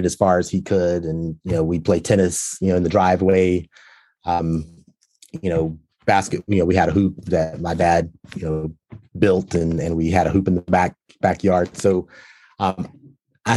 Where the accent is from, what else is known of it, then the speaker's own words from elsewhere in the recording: Walnut Cove, North Carolina, United States; I grew up in a small town, you know, North Carolina, Walnut Cove, North Carolina